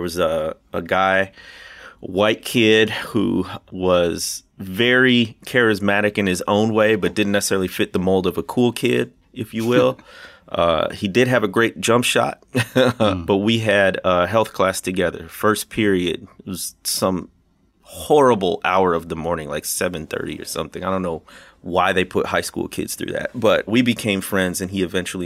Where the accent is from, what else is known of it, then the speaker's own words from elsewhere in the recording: Illinois, United States; moved away as an adult; also born or lived in Arkansas Delta; now in Arkansas, United States; I grew up in Illinois, and it's about 30 minutes from Kenosha, Wisconsin, solidly in the Midwest, and that's where I was born and raised